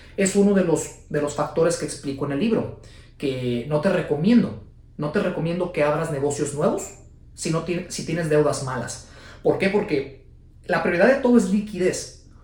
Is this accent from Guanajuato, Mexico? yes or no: no; Guadalajara, Jalisco, Mexico; la ciudad de Guadalajara, Jalisco, de donde soy yo. Guadalajara, Jalisco, México